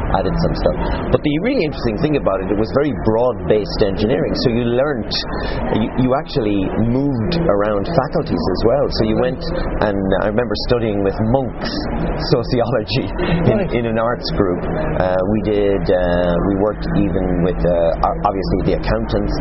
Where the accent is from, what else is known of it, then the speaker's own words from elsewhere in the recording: Galway, Connacht, Ireland; I'm from Galway, as you said, and I did actually engineering in Galway